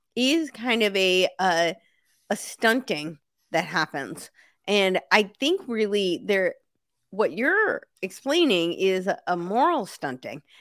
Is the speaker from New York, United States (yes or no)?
yes; New York, United States; moved away as an adult; also born or lived in Santa Monica, Los Angeles / the South; I lived in New York City for a long time, and I grew up right outside New York City